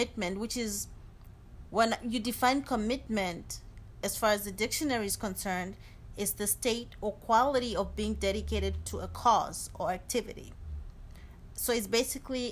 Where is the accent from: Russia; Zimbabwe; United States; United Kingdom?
Zimbabwe; I'm from Zimbabwe